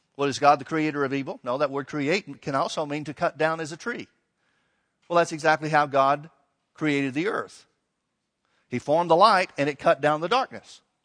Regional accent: Alabama, United States; I grew up in Alabama

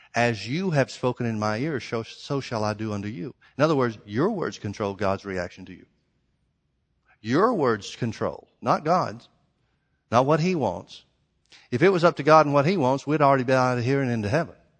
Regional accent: the South, United States; I grew up in the South

